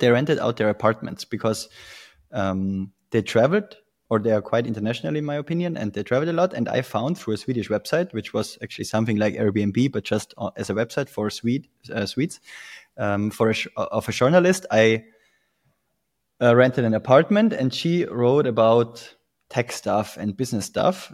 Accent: Tyrol, Austria; moved away as an adult; also born or lived in Vienna, Austria; I'm originally from Tirol, Austria.

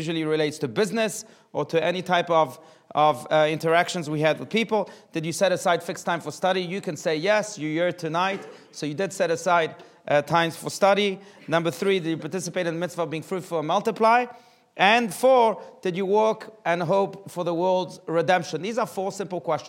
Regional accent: South Africa; now in United States; growing up in South Africa, there was a very massive advertisement campaign

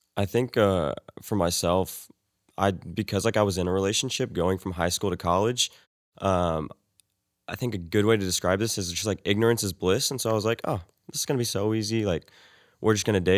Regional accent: Weatherford, Texas, United States; I'm from Weatherford, Texas.

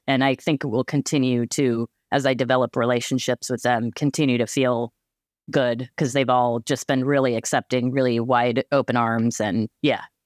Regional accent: Cheyenne, Wyoming, United States; moved away as an adult; now in Pacific Northwest, United States; I was born and raised in Cheyenne, Wyoming

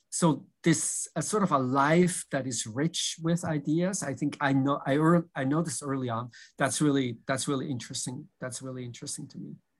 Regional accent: Switzerland; moved away as an adult; also born or lived in Philadelphia / New York; now in Boston, United States; I grew up in Switzerland

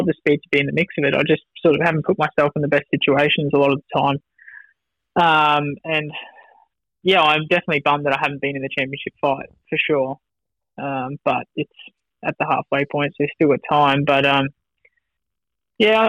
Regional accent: Wanneroo, Western Australia, Australia; moved away; the club where I grew up at Wanneroo

